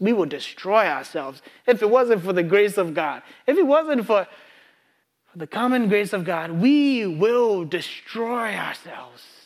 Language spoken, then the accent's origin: English; Ghana; moved away; I grew up in Ghana